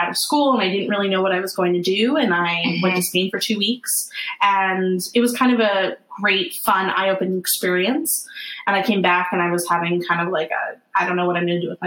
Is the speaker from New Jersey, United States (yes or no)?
yes; New Jersey, United States; moved away as an adult; also born or lived in Williamsburg, Brooklyn, New York; now in New York, United States; I'm from New Jersey originally